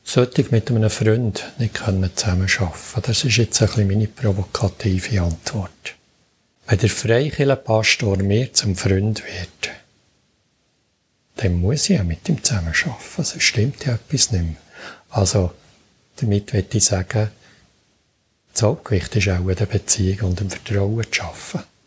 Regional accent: Bern, Switzerland; dann darf ich auch als Berner noch ein bisschen mehr Geduld haben.

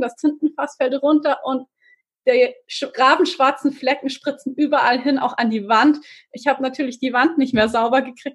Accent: Regensburg, Bavaria, Germany; ich äh, bin ja aus Regensburg

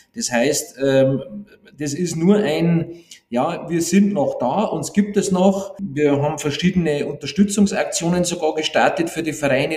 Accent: Bavaria, Germany; bei uns in Bayern

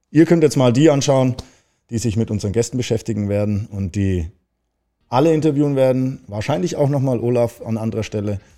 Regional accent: Baden-Württemberg, Germany; now in Hamburg, Germany; Ja, also ich komme aus dem Schwarzwald, bin ich jetzt hierher gezogen.

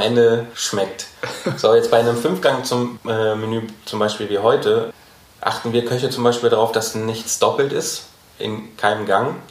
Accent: Gelsenkirchen, North Rhine-Westphalia, Germany; moved away as an adult; also born or lived in Berlin; now in Frankfurt, Germany; dann bin ich wieder zurück nach Gelsenkirchen in meine Heimat gezogen

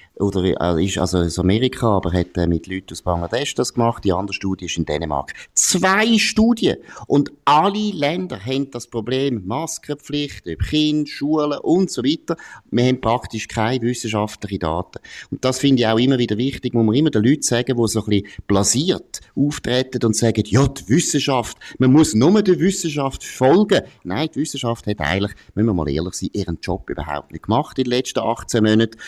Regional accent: Switzerland; wir als Schweizer

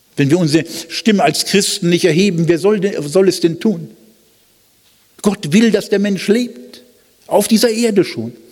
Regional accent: Germany; als Deutsche

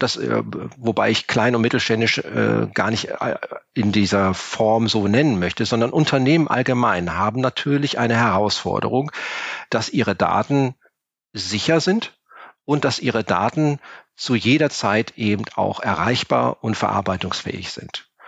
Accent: Cologne, North Rhine-Westphalia, Germany; Ich bin Kölner.

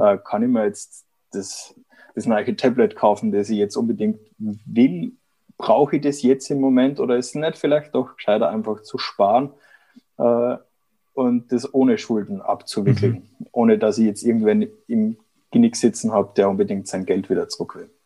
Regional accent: Vienna, Austria; moved away as an adult; also born or lived in Erlangen-Nürnberg, Germany; now in Germany; ich bin eigentlich Österreicher, bin vor einigen Jahren hier der Liebe wegen nach Deutschland gekommen, habe in Wien meine Zelte abgebrochen

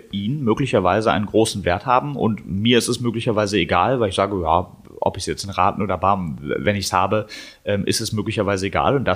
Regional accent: Berlin, Germany; Ich komme ich komm aus Berlin, ich habe jetzt keine Lust, irgendwie nach Stuttgart zu fahren

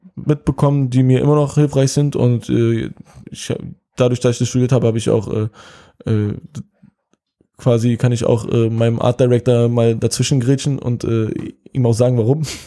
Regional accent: Berlin, Germany; ich bin aus Kreuzberg geboren und aufgewachsen

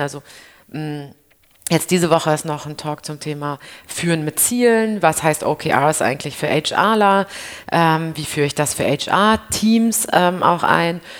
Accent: Berlin, Germany; ich als Berlinerin

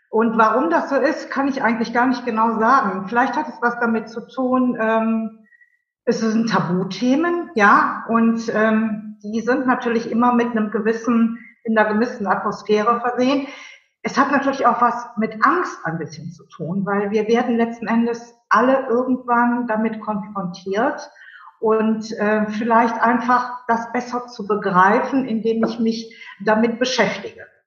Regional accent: Cologne, North Rhine-Westphalia, Germany; Und, ich bin Kölnerin, das wollen wir hier nochmal genau festhalten, ganz wichtig, ja.

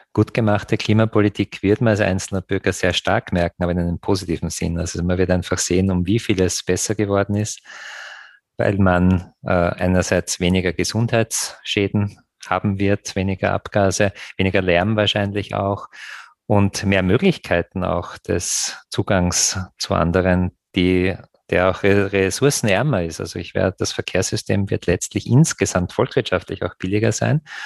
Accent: Graz, Styria, Austria; meine Heimatstadt Graz

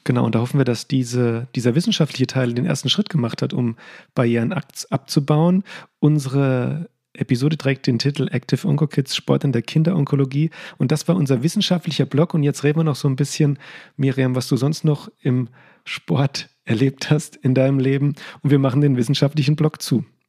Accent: Limburg an der Lahn, Hesse, Germany; aus meiner Heimatstadt aus Limburg

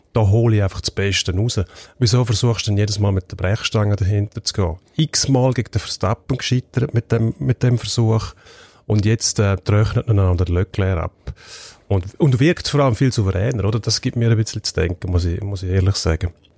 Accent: Switzerland; bei uns in der Schweiz

